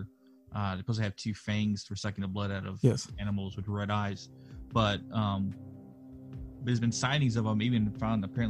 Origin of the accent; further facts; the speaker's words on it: Texas, United States; now in North Carolina, United States; I'm originally from Texas